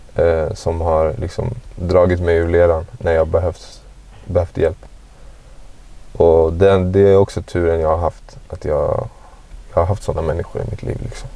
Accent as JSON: {"language": "Swedish", "town": "Stockholm", "region": "Stockholm County", "country": "Sweden", "tie": "born or raised there", "said": "Jag växte upp i Guldish"}